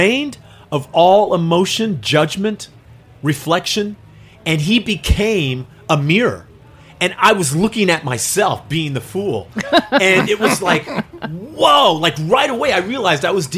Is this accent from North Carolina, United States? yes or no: no; California, United States; now in New York City, United States; I was this kid from California.